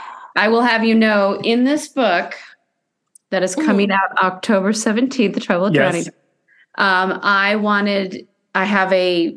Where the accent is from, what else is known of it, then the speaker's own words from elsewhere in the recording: United States; also born or lived in Iowa / Colorado / Denver, Colorado; I grew up in Iowa and Colorado where there's not massive theater